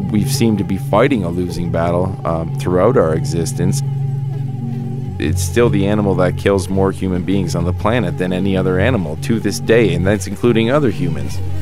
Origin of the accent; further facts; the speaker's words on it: Canada; now in Colorado, United States; being Canadian